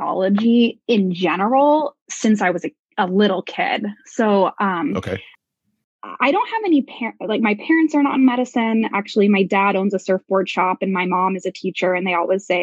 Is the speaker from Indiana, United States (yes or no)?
no; Portland, Oregon, United States; also born or lived in Bay Area, California; I grew up in Oregon, and I'm from Portland